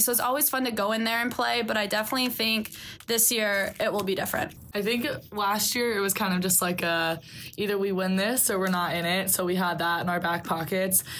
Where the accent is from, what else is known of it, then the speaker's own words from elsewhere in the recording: Solon, Iowa, United States; I'm from Solon, Iowa.